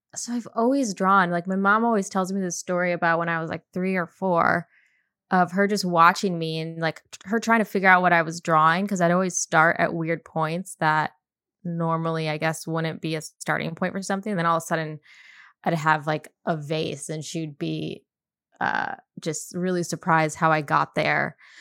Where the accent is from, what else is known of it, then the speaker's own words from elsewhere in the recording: Chelsea, Michigan, United States; moved away as an adult; also born or lived in Boston / Detroit; now in Los Angeles, United States; I'm at, right outside Ann Arbor, I'm from Chelsea, it's a small town.